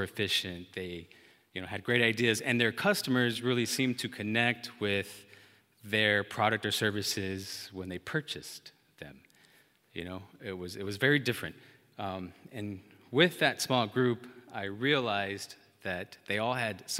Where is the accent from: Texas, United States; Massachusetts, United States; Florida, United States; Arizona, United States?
Texas, United States; Amarillo; moved away as an adult; also born or lived in Dallas, Texas; I had just left my hometown, born and raised Amarillo, Texas, to move to the city of Dallas